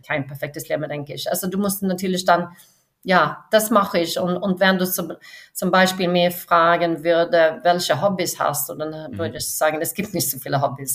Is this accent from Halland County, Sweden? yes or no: yes; Varberg, Halland County, Sweden; Ich bin an der Westküste in Schweden aufgewachsen, äh, mhm. südlich von Göteborg. Äh, mhm. es ist so eine kleine Stadt, Warburg, und ich war nicht in der Stadt aufgewachsen, sondern außerhalb